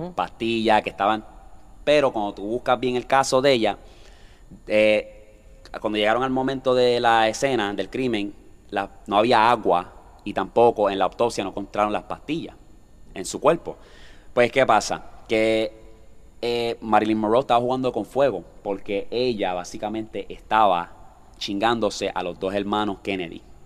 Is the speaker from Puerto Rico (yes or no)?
yes; Toa Baja, Puerto Rico; estamos aquí en mi pueblo